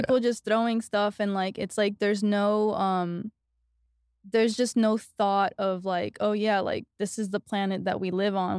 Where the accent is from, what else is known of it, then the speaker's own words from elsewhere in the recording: New York City, New York, United States; moved away as an adult; also born or lived in Los Angeles, United States; now in Austin, United States; I grew up in New York, but I was actually living in L A before I came here